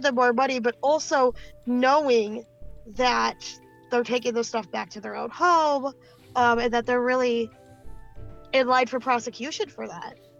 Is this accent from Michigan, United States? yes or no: yes; Benton Harbor, Michigan, United States; also born or lived in Buchanan, Michigan; I'm from Benton Harbor. I grew up in and around the area